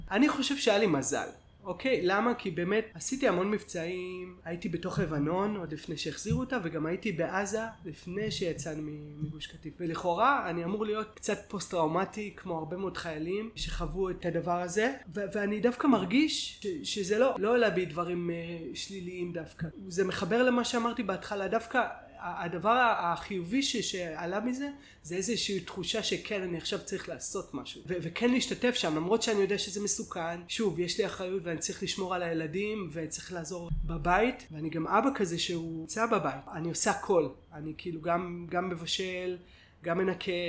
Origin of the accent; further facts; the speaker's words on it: Ariel, Judea and Samaria Area, Israel; היינו ביחד כל הצבא וגם גדלנו, אני גדלתי באריאל, הוא גדל אה, בברקן שזה יישובים סמוכים